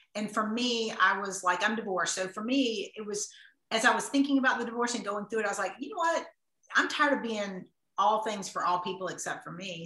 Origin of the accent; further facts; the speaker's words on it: the South, United States; I'm from the South, I grew up in the South